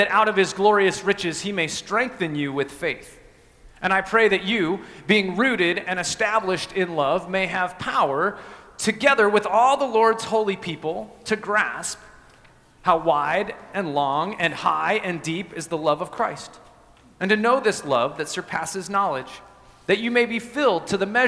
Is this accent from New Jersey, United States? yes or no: no; Evergreen, Colorado, United States; moved away; I grew up in Colorado in a little town called Evergreen, just west of Denver